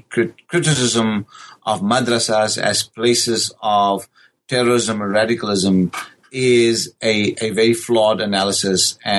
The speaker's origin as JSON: {"language": "English", "country": "South Africa", "tie": "born or raised there", "said": "born and raised in South Africa"}